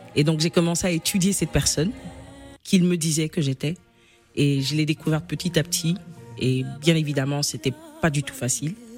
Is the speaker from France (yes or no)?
no; Kinshasa, DR Congo; à 6 ans justement, je suis dans la parcelle de chez moi à Kinshasa